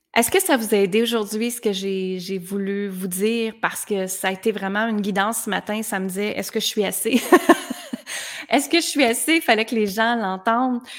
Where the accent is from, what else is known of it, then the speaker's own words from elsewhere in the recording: Granby, Quebec, Canada; Je viens de Granby, dans une petite ville